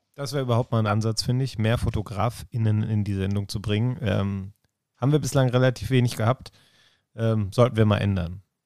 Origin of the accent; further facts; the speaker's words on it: Ruhr area, North Rhine-Westphalia, Germany; irgendwie auch Heimat. Ich komme ja aus, äh, aus dem Ruhrgebiet.